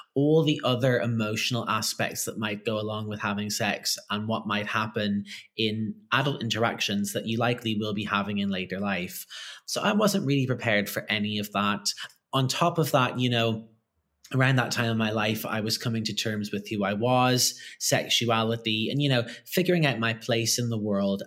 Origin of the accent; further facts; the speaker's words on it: Ireland; I grew up in Ireland